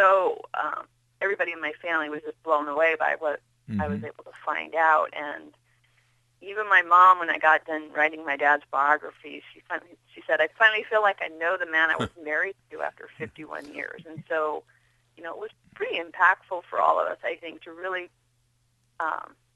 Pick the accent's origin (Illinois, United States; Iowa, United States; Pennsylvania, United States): Iowa, United States; Kimballton; We grew up in Southwest Iowa.